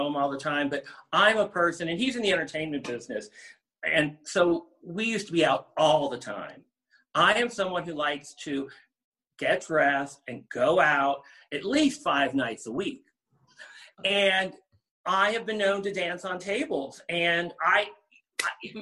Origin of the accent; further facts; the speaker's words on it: Cincinnati, Ohio, United States; also born or lived in New York City; now in Los Angeles, United States; I grew up in the suburbs of Cincinnati, Ohio